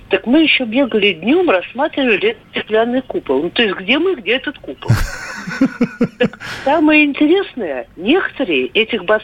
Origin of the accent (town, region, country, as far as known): Moscow, Russia; born or raised there